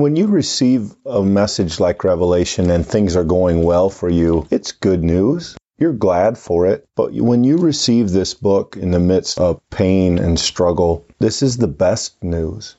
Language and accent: English; United States; American Christians